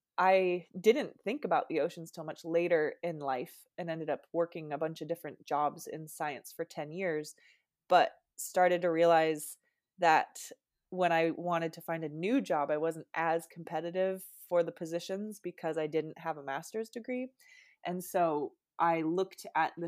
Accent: Seattle, Washington, United States; now in San Diego, United States; I'm originally from Seattle, Washington, a much colder climate.

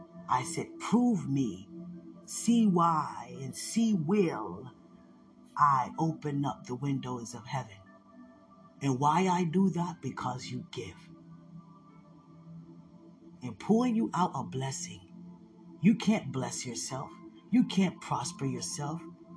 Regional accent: the South, United States; growing up in the South, as little white boys, watching these Black women cook for us?

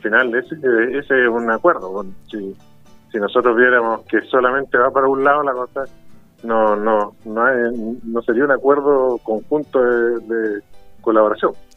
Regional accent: Chile

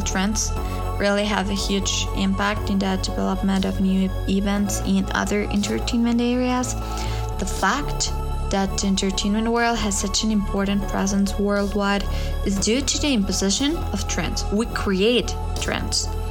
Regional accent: Mexico City, Mexico; now in Querétaro, Mexico; I was born in Mexico City and I'm 20 years old.

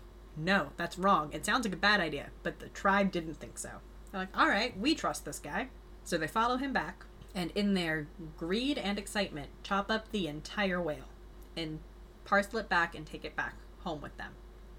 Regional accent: Southwest, United States; But growing up in the Southwest

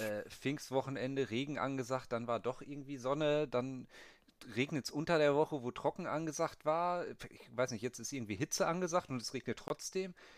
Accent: Bielefeld, North Rhine-Westphalia, Germany; moved away; Ich bin ja auch äh, aufgewachsen in Vorstadt oder auch irgendwo Dorf vielleicht

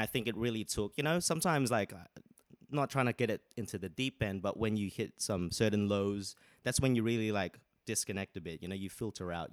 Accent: Sydney, New South Wales, Australia; moved away as an adult; now in London, United Kingdom; I'm from originally from Sydney, Australia. Moved here two years ago, but now I'm here. London, baby.

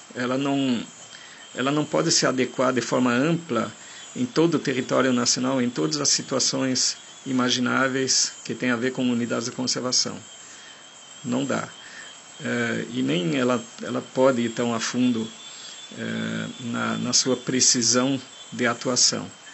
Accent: Germany; accent: German; Portuguese is a second language; now in Brazil; eu sou de origem estrangeira, eu sou alemão de nascença, eu tenho um sotaque muito forte

